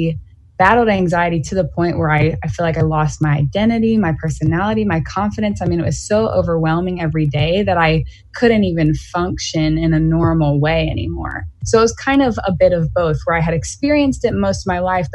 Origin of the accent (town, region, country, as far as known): Greenville, South Carolina, United States; born or raised there